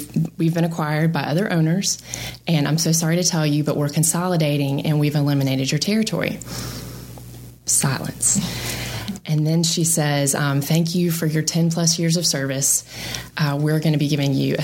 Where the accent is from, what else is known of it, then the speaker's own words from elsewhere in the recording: Marietta, Georgia, United States; moved away as an adult; also born or lived in Birmingham, Alabama; Born and raised in Marietta, Georgia